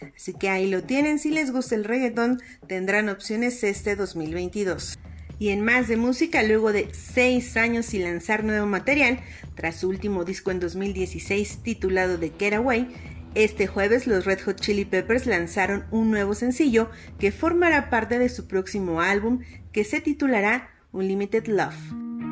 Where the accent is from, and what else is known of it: Mexico